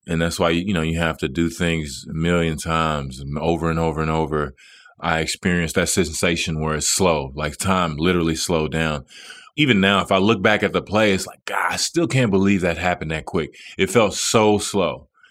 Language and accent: English; Dallas, Texas, United States; moved away as an adult; it was my hometown